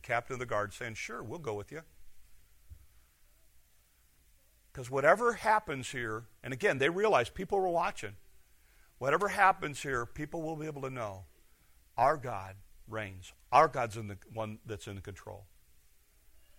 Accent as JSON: {"language": "English", "area": "Detroit and Chicago", "region": "Midwest", "country": "United States", "tie": "born or raised there", "moved": "yes", "said": "I grew up in Detroit and Chicago"}